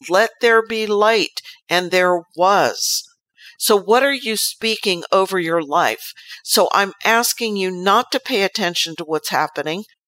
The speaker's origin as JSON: {"language": "English", "country": "United States"}